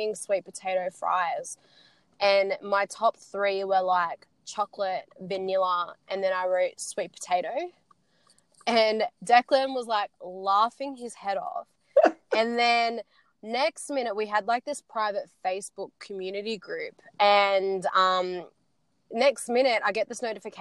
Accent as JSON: {"language": "English", "town": "Sydney", "region": "New South Wales", "country": "Australia", "said": "I'm from Sydney"}